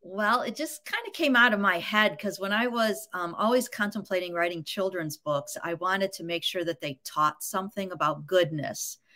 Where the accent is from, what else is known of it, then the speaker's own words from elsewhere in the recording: Grosse Pointe, Michigan, United States; I was born in Grosse Pointe, Michigan